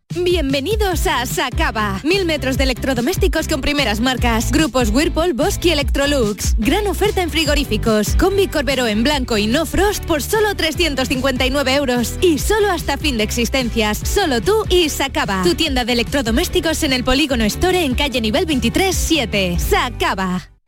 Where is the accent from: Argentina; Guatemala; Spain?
Spain; Castilleja de la Cuesta, Andalusia; yo soy de Castilleja y tengo muchos amigos en Gines